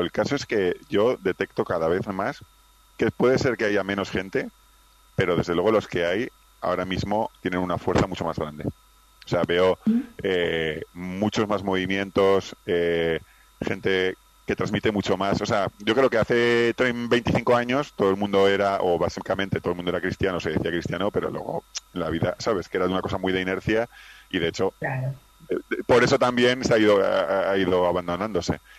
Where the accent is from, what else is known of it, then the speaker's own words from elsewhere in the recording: Pamplona, Navarre, Spain; now in Madrid, Spain; yo soy de Pamplona, pero vivo en Madrid desde hace años